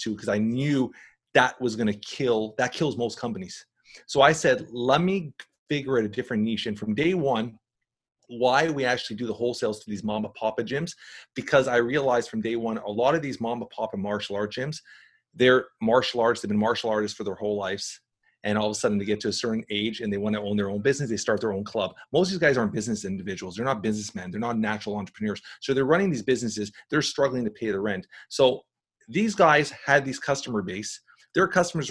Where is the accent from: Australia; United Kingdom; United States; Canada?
Canada; because he's Canadian, we're Canadian